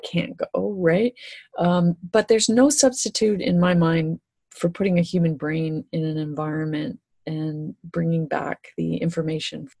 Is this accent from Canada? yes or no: yes; Great Lakes, Canada; growing up in the Great Lakes, it was all wreck diving here.